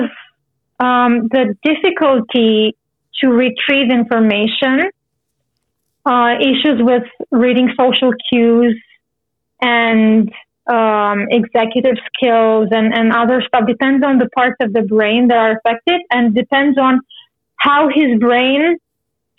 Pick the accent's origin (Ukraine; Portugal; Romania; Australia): Romania; now in Canada; I'm originally from Romania. And right now I live in Canada